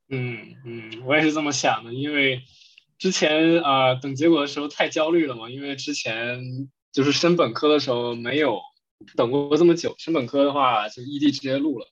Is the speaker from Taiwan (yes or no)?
no; Northeast China, China; accent: Northeastern (Dongbei); 我的就是口，东北口音